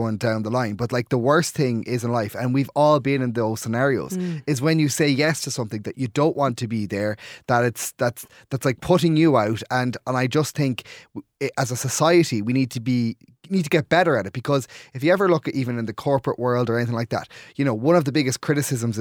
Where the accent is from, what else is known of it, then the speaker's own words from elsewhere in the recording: Clare, Munster, Ireland; moved away as an adult; now in Dublin, Ireland; I'm from Clare, living in Dublin. So if I go home at the weekends, a lot of the time when I go to Clare